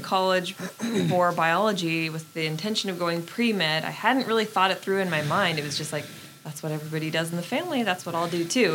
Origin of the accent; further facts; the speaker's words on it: Nebraska, United States; we're from the Midwest